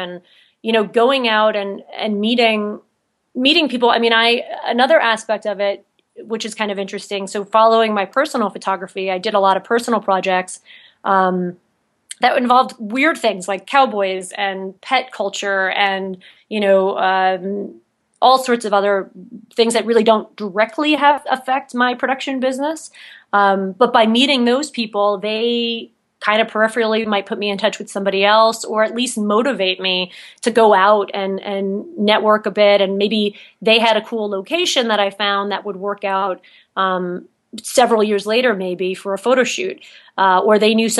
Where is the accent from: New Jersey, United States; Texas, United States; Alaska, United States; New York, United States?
New York, United States; now in Utah, United States; there's a few things missing in Utah that I can kind of see from being a New Yorker